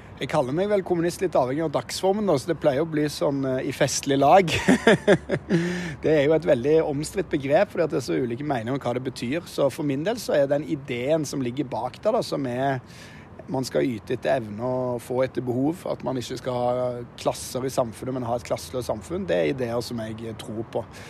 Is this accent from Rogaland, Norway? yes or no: yes; Stavanger, Rogaland, Norway; moved away; helt siden jeg ble født i Stavanger. Jeg er jo derfra